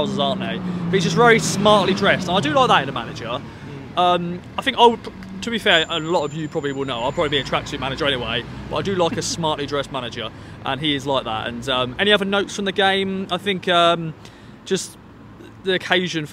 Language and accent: English; England, United Kingdom; accent: Southern; I was actually English